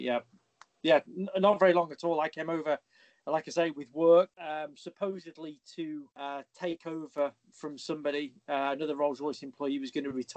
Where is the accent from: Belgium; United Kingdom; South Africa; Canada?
United Kingdom; England; moved away as an adult; now in United States; I am originally from England